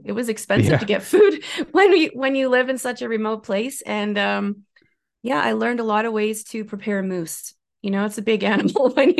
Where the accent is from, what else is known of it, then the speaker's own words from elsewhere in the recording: Ontario, Canada; I did not grow up in the mountains. I grew up in Northern Ontario in Canada. So I grew up in a pretty remote place with snow most of the year, and hills, certainly, but not mountains.